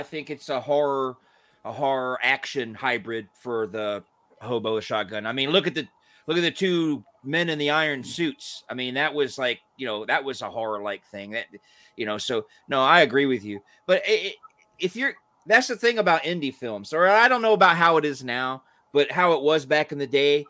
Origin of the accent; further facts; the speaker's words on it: the South, United States; moved away as an adult; now in Illinois, United States; Growing up in the South, I could come out and say I was a wrestling fan because, you know, everybody down there was a wrestling fan too. But when I moved up to Illinois in 89